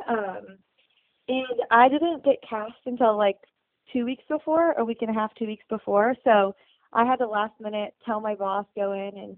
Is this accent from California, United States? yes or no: yes; San Diego, California, United States; I am from San Diego